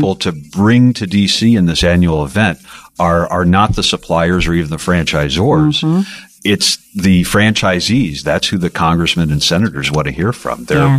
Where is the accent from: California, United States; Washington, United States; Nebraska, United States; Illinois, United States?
Illinois, United States; I come from Illinois, so I met with congressional leaders from Illinois.